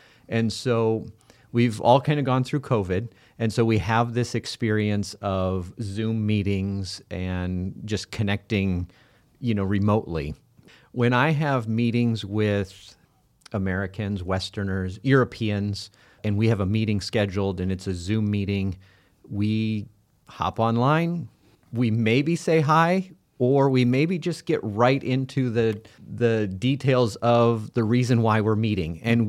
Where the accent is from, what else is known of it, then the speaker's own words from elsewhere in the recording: Liberia; moved away as an adult; also born or lived in Ghana; I was born and raised in Liberia, and I lived there until I was 18, and then my wife Valerie and I and our kids served in Ghana, which is also in West Africa, and we lived there in country for 17 years.